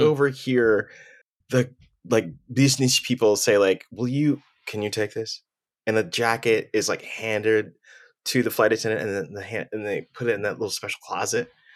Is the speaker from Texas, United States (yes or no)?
yes; Texas, United States; I'm from the north side of town